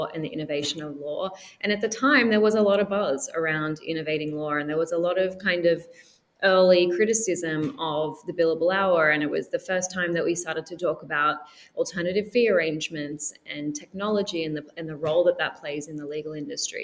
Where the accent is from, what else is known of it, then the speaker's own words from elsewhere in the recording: Australia; moved away; I'm Australian